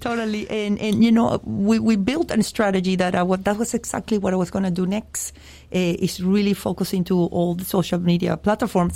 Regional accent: Venezuela; moved away as an adult; now in Miami, United States; I was born in Venezuela and I moved uh, to this country very young, 20, 19, 20 years old.

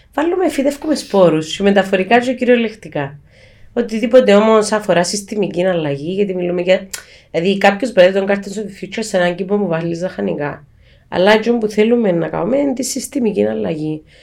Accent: Cyprus

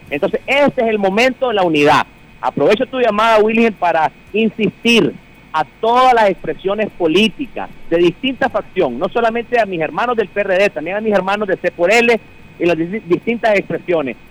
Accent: Matagalpa, Nicaragua; llamando de mi pueblo, mi querida Matagalpa, la perla del Setenteón

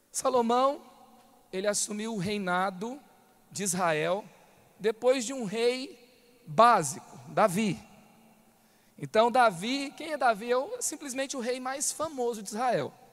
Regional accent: Goiânia, Goiás, Brazil; moved away as an adult; now in São José dos Campos, Brazil; Eu vim para, eu saí de Goiânia, me mudei para São José dos Campos, depois que eu conheci essa igreja, depois que eu conheci o nosso pai espiritual, me apaixonei por essa visão com 23 anos de idade. Eu fui o único a sair da cidade dos meus pais.

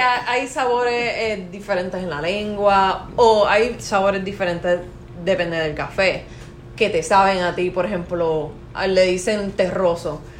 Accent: Caguas, Puerto Rico; accent: Puerto Rican; Yo soy de Cagua

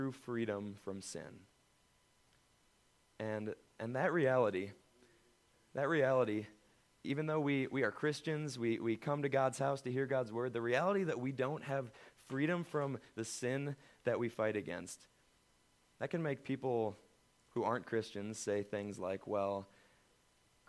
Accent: United States; as Americans

